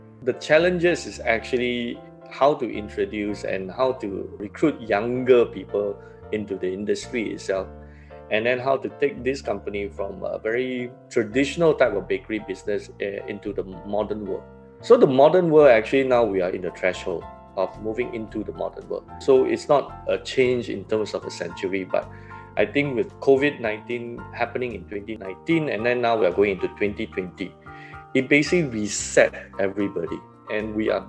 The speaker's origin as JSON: {"language": "English", "country": "Singapore", "tie": "born or raised there", "said": "I sort of grew how Singapore grew. Independence was 1965, so I'm born in the year 1966. So in a way, my life history as a Singaporean being 54 years old"}